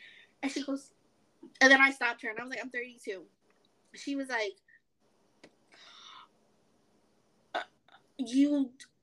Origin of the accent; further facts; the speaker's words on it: New York City, New York, United States; moved away as an adult; now in North Carolina, United States; I'm from New York. I'm from, you know, the Bronx